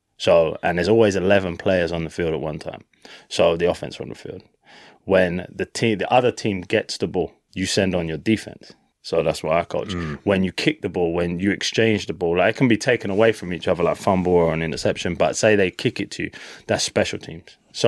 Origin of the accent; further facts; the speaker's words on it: London, United Kingdom; moved away as an adult; now in Dallas, United States; I'm from North London, England.